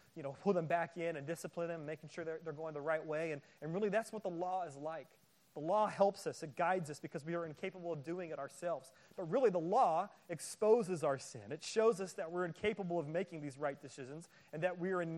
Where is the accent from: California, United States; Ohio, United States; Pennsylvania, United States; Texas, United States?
California, United States; Bay Area; My wife and I, we grew up in the Bay Area.